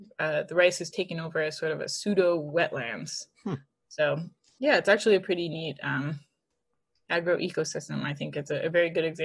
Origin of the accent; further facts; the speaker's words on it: Oregon, United States; moved away as an adult; now in California, United States; I'm actually originally from Oregon